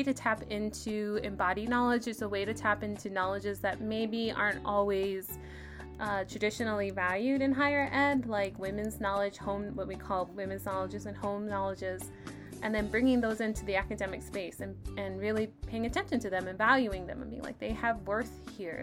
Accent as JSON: {"language": "English", "town": "El Paso", "region": "Texas", "country": "United States", "tie": "born or raised there", "moved": "as an adult", "lives_now": "San Diego, United States", "said": "Having grown up here"}